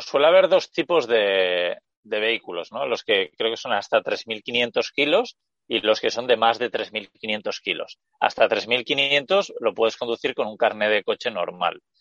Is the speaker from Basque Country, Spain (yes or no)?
yes; Basque Country, Spain; estoy en el País Vasco, que es de donde soy yo